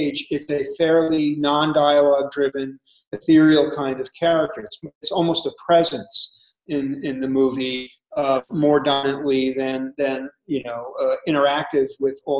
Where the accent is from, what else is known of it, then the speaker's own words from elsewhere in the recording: New York City, New York, United States; Born in Manhattan, born and bred there, grew up there